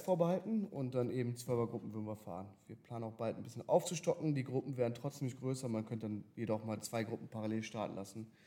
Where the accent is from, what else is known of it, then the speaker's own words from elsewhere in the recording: Berlin, Germany; moved away as an adult; also born or lived in Dubai; now in Cologne, Germany; gebürtig aus Berlin, aber jetzt natürlich auch hier mit dem Business in Köln